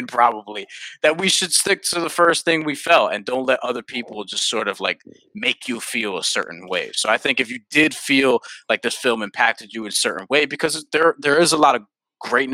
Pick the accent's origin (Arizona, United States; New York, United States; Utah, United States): New York, United States; New York City; growing up in New York City, people that look like me, people that look like Dexter, all grew up in the same neighborhoods